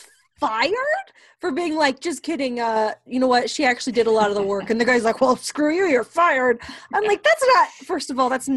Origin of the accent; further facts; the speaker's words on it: Utah, United States; we are both from Utah